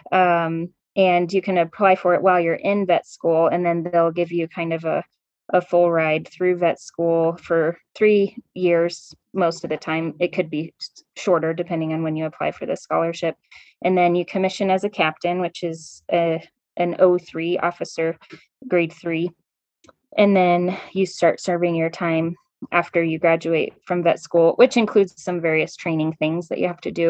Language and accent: English; California, United States; I grew up kind of in California, um, and I went to Colorado State because I knew I wanted to go to vet school at Colorado State.